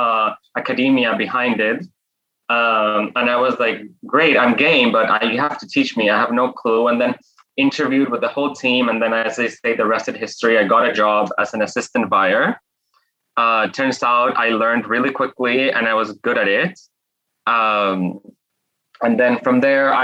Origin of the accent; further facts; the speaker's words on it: Guadalajara, Jalisco, Mexico; moved away as an adult; also born or lived in Mexico City / New York; I'm Mexican by birth, and I grew up in Mexico